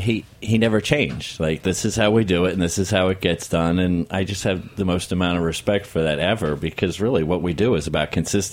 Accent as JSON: {"language": "English", "town": "Philadelphia", "region": "Pennsylvania", "country": "United States", "tie": "born or raised there", "said": "First, I grew up in Philadelphia"}